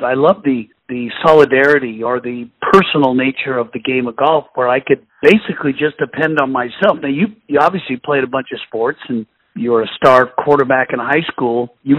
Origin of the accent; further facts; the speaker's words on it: Portland, Oregon, United States; I grew up in Portland, Oregon, came from a golf family